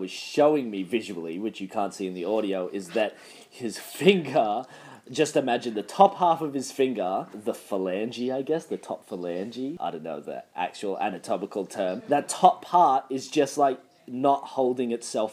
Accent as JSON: {"language": "English", "country": "Australia", "said": "I'm Australian, which inherently, I mean, arguably, the accent's quite barbaric"}